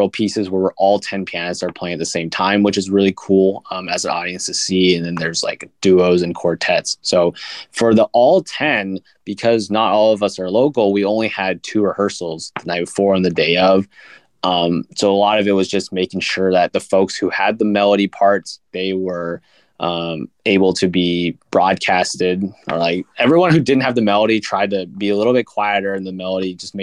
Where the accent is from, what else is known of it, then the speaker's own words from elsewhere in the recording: Camas, Washington, United States; we're both from the Camas Washington area, and that's really close to Portland, Oregon